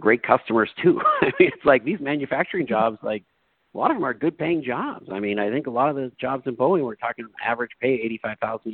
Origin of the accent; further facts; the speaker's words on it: Tukwila, Washington, United States; I was born and raised in Tukwila